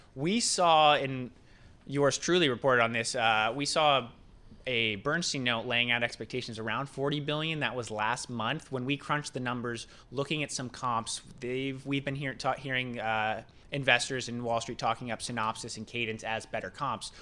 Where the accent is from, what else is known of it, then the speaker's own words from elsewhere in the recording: West Coast, east of LA, California, United States; moved away; coming from the West Coast